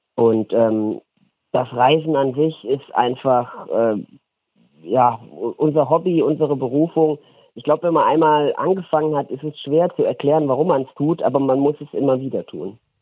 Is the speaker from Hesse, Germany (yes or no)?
yes; Wetzlos, Hesse, Germany; Wetzlos ist der Ort, in dem ich aufgewachsen bin